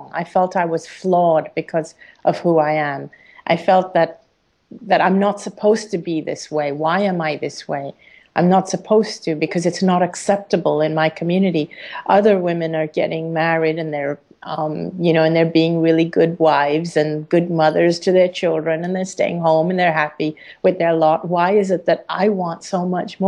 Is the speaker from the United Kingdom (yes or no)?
no; Hong Kong; living in Hong Kong and being an Indian person in a Chinese country, being an Indian person in a British school